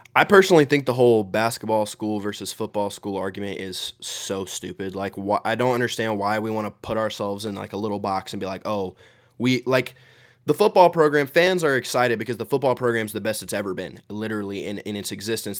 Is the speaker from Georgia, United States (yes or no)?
yes; Georgia, United States; I grew up in Georgia. I've always lived in Georgia